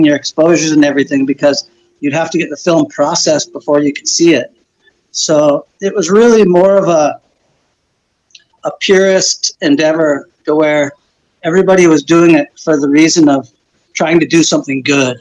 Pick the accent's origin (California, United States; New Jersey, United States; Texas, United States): California, United States; Santa Cruz; I grew up in Santa Cruz